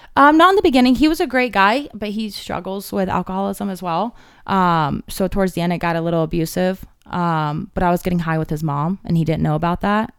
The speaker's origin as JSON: {"language": "English", "town": "Cave Creek", "region": "Arizona", "country": "United States", "tie": "born or raised there", "said": "I grew up in Cave Creek"}